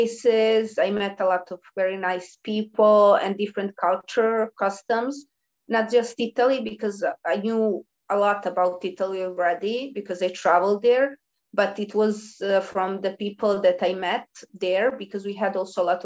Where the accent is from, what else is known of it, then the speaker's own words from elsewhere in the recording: Belgrade, Serbia; the people who were born in Belgrade, as I did, they usually stay with their parents for a long time, while others move because of going to university, and my university was in my hometown